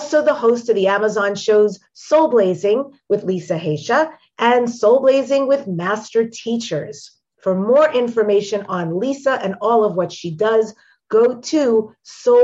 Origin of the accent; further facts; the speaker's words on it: Long Island, New York, United States; moved away; I'm from New York originally, Long Island